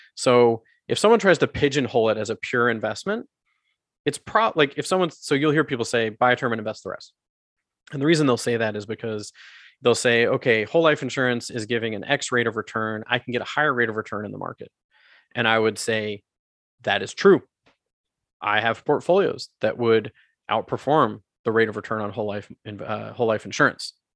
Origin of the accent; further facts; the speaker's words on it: United States; also born or lived in South America; now in Canada; I was born in the States, I grew up in the, I grew up there